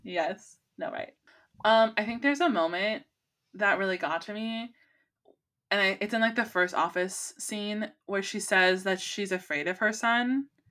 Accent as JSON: {"language": "English", "region": "California", "country": "United States", "said": "as a Californian because pot is legal here in California"}